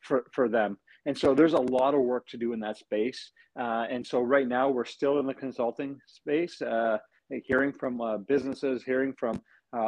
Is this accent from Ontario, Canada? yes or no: no; British Columbia, Canada; who we are as British Columbians